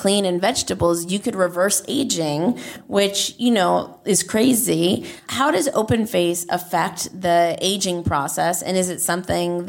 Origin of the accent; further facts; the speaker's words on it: California, United States; I'm from California.